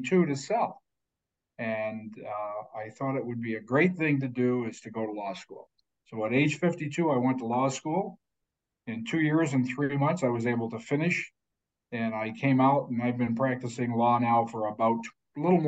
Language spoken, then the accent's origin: English; Syracuse, New York, United States; I grew up in Syracuse